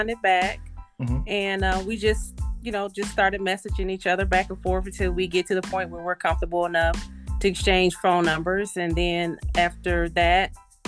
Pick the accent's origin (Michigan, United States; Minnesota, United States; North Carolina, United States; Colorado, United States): Michigan, United States; Battle Creek; moved away as an adult; now in Indianapolis, United States; I am originally from Battle Creek, Michigan, moved here to Indianapolis, Indiana in 2004